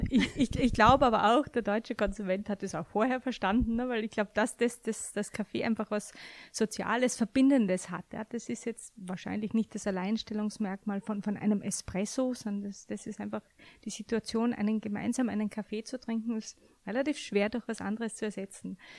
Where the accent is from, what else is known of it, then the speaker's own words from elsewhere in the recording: Austria; now in Frankfurt, Germany; als gebürtige Österreicherin